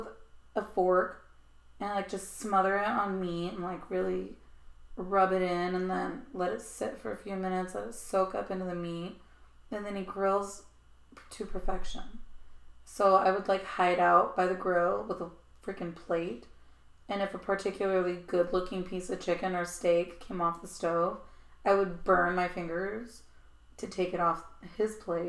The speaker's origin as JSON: {"language": "English", "region": "Texas", "country": "United States", "also_born_or_lived": "Arizona", "said": "I'm from Texas and Arizona. We have cows and coyotes."}